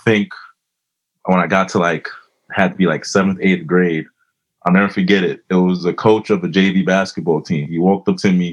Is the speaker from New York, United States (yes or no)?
yes; New York City, New York, United States; now in Elmont, United States; I was born in Brooklyn, but I live in Elmont now.